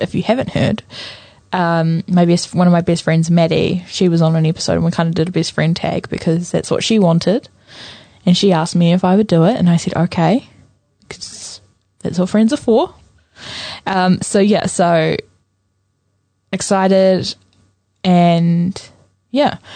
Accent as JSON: {"language": "English", "town": "Napier", "region": "Hawke's Bay", "country": "New Zealand", "moved": "yes", "said": "I'm originally from Napier."}